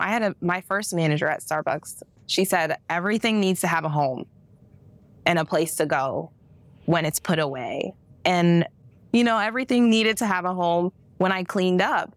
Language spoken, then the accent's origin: English; Akron, Ohio, United States; also born or lived in Kent, Ohio; we grew up in Akron, but I was actually in Kent, Ohio before moving to Akron